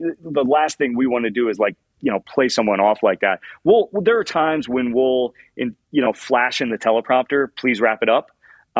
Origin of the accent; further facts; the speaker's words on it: Indianapolis, Indiana, United States; I'm a giant Indianapolis Colts fan. I grew up in Indianapolis.